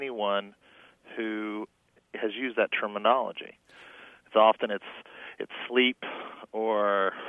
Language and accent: English; Shelbyville, Indiana, United States; I'm calling from Shelbyville, Indiana